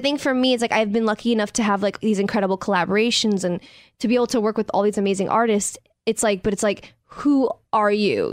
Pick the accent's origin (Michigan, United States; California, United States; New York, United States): New York, United States; I grew up in New York